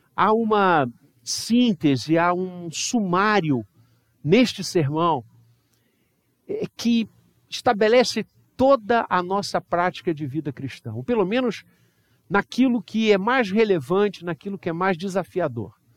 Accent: Brazil; nós brasileiros

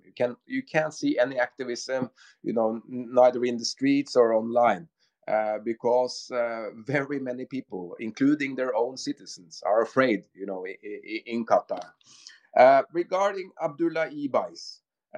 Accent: Norway; we are from Norway

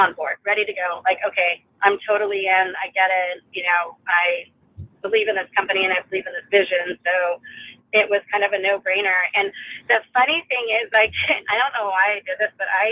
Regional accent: California, United States; moved away; I'm from California

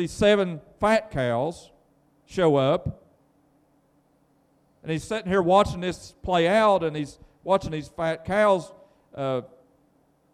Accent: United States; also born or lived in Vanceburg, Kentucky; we are people that were blessed to be born here in America

